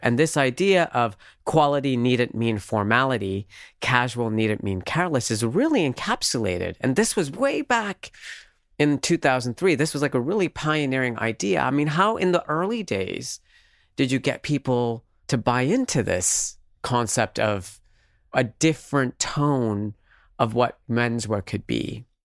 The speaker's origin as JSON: {"language": "English", "country": "Canada", "tie": "born or raised there", "said": "growing up in Canada at the time"}